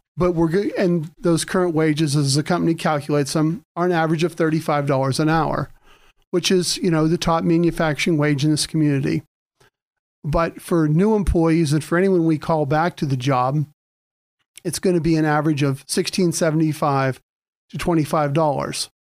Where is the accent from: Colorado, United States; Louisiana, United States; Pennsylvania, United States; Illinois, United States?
Pennsylvania, United States; Mercer County; moved away as an adult; also born or lived in Erie, Pennsylvania; I was started out in Mercer County